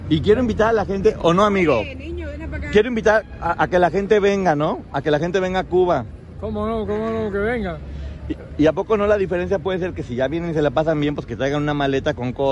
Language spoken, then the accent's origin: Spanish; Mexico